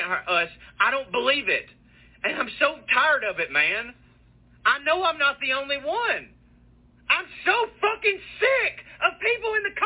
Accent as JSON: {"language": "English", "area": "Walker County", "region": "Georgia", "country": "United States", "tie": "born or raised there", "said": "I'm from Marjorie Green Taylor's district here in Walker County, Georgia."}